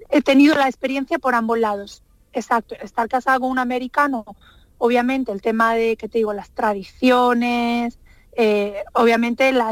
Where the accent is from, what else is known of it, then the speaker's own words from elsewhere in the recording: Andalusia, Spain; yo ya voy aterrizando por el aeropuerto de Málaga, veo mi tierra, me encanta ver los pueblecitos blancos